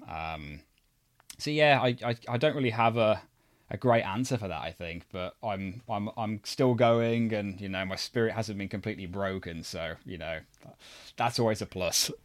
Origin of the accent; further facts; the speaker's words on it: United Kingdom; me personally being British